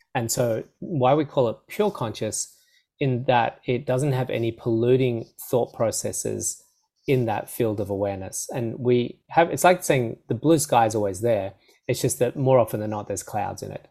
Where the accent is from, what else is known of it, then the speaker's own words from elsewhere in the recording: Australia; I'd speak too quickly as an Aussie